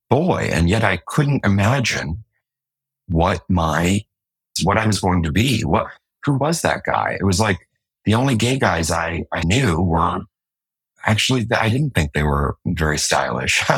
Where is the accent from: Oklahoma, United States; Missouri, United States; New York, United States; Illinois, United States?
New York, United States; New York City; I'm from Manhattan